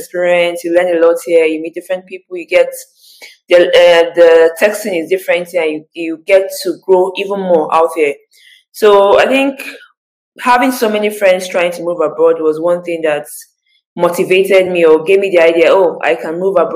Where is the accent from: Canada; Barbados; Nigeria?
Nigeria; moved away as an adult; now in Sweden; I'm from Nigeria.